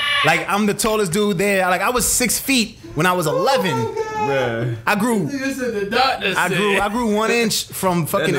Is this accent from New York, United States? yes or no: yes; New York City, New York, United States; now in Atlanta, United States; I grew up in the city. I grew up in Brooklyn.